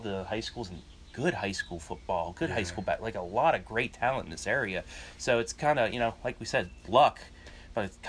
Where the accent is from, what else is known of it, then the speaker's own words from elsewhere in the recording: Ohio Valley, United States; moved away; growing up in the Ohio Valley, there's like in a 30-mile radius, there's maybe 1, 2, 3, 4, 5. 12 schools